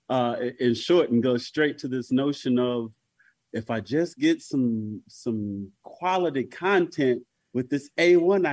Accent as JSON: {"language": "English", "region": "North Carolina", "country": "United States", "said": "I'm from North Carolina."}